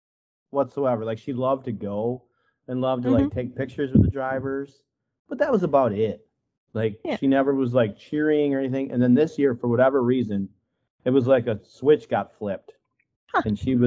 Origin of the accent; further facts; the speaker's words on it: Wisconsin, United States; I'm from Wisconsin.